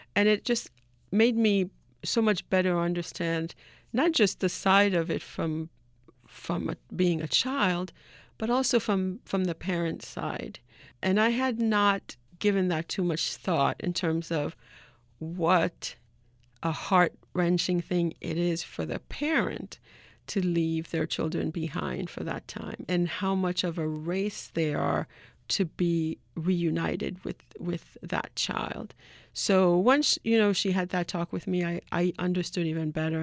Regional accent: Haiti; my uncle, who I grew up with in Haiti

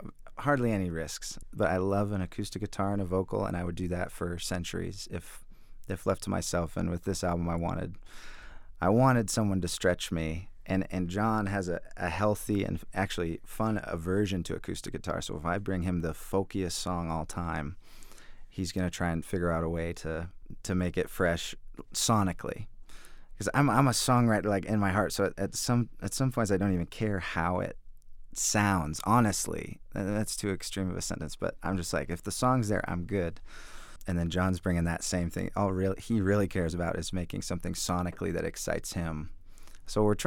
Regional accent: the Northwest, Pacific Northwest, United States; I grew up in the Northwest

